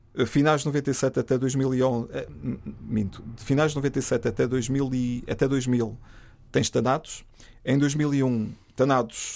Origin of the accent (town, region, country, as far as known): Trás-os-Montes, Norte, Portugal